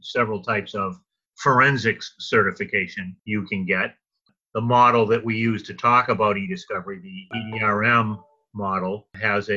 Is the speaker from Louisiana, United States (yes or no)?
yes; Louisiana, United States; my home state of Louisiana